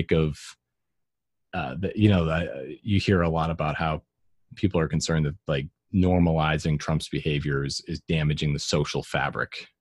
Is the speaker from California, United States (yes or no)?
no; Massachusetts, United States; I'm from Massachusetts. Like almost everyone in my family is very liberal